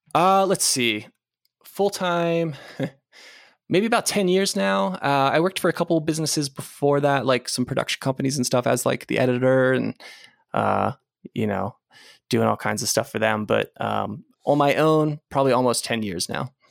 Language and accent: English; Gettysburg, Pennsylvania, United States; moved away; I grew up in a small town, Gettysburg, Pennsylvania